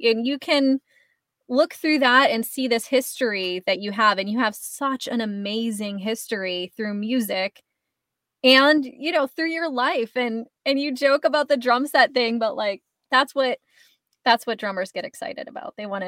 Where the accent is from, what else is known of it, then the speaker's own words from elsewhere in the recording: Hanson, Massachusetts, United States; I grew up in Hanson, like you just mentioned, where your mom ended up moving